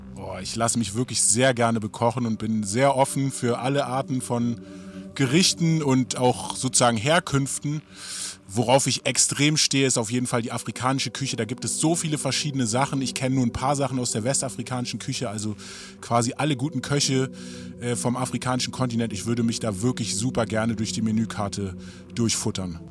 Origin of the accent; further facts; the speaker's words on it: Berlin, Germany; Ich bin ein Berliner Rapper, aufgewachsen in Morbid, ne, Nachbarbezirk von Wedding